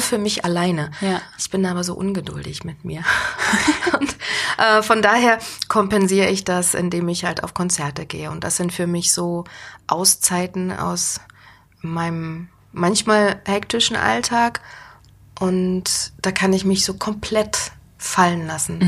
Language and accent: German; Berlin, Germany; moved away as an adult; now in Mainz, Germany; ich komme ja aus Berlin und Berlin ist ja groß, laut, dreckig